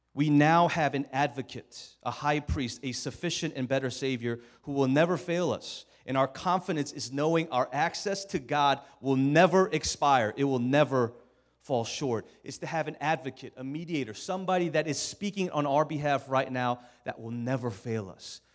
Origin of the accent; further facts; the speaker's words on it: Maryland, United States; moved away as an adult; also born or lived in Norristown, Pennsylvania; I'm from Maryland